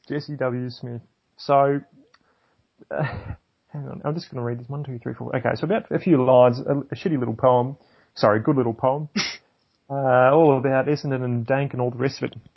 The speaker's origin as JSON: {"language": "English", "country": "New Zealand", "accent": "New Zealand", "said": "Um, I don't know how I'm going to go with my New Zealand accent tonight."}